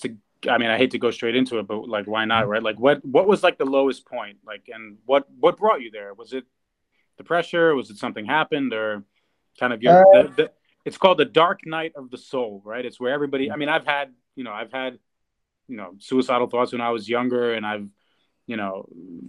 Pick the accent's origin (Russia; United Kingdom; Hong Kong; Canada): Russia; moved away; my background is Russian, right? I was born in Russia